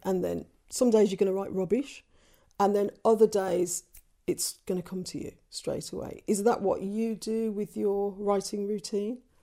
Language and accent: English; England, United Kingdom; growing up as half Irish in England, half Caribbean in England